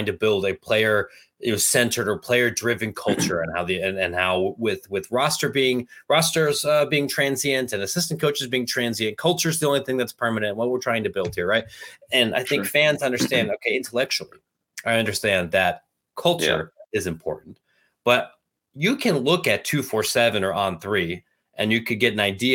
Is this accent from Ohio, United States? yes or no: yes; Granville, Ohio, United States; I'm from Granville